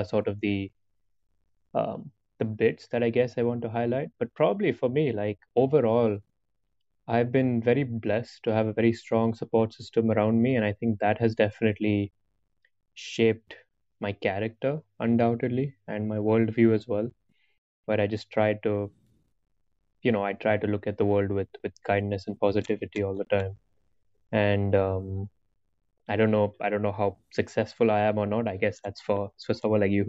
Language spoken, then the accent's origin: English; Hyderabad, Telangana, India; moved away as an adult; also born or lived in Canada; all my school and everything I grew up in Hyderabad, in India, so South India